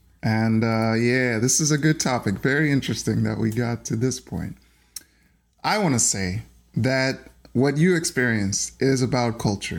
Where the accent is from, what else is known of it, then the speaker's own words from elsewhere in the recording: United States; Now, I want to say, as an American